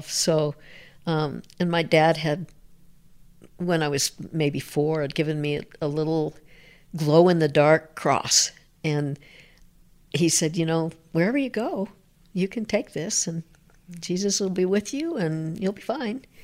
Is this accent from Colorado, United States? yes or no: yes; Denver, Colorado, United States; I am a rare native. okay. Been here, born in St. Luke's Hospital.